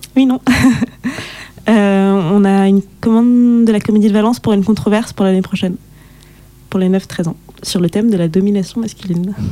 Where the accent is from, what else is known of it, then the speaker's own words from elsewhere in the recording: Guadeloupe; je suis guadeloupéenne